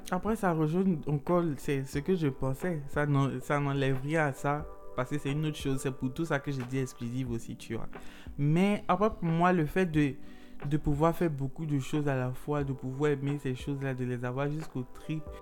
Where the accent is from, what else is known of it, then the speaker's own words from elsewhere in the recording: Côte d’Ivoire; en tant qu'Ivoirien